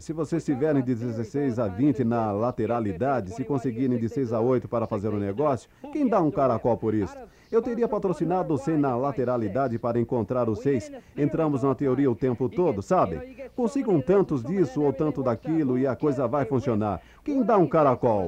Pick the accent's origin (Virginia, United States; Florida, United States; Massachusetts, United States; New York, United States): New York, United States; Fui criado em Nova York, no Bronx